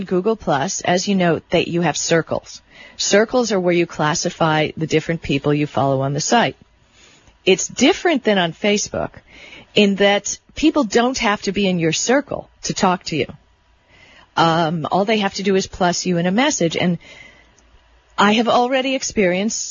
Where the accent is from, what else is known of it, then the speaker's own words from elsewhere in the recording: Miami Beach, Florida, United States; I grew up on Miami Beach